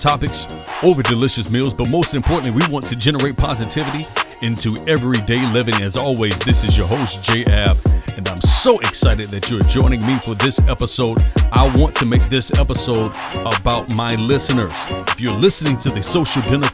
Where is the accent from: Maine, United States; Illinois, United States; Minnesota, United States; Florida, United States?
Florida, United States; West Palm Beach; West Palm Beach, Florida. That's my hometown